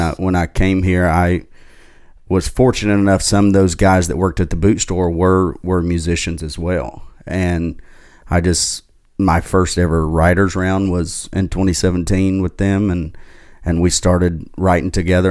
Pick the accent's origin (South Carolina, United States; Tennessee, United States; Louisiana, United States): Tennessee, United States; Knoxville; now in Nashville, United States; East Tennessee is where I grew up in Knoxville